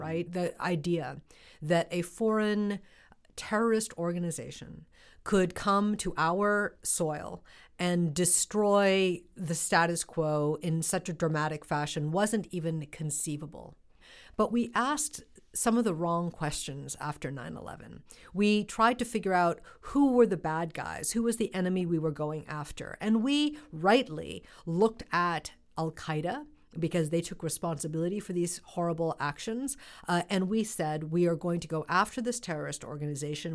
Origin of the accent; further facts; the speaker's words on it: United States; as somebody who grew up, uh, in this country in the nineteen seventies and nineteen eighties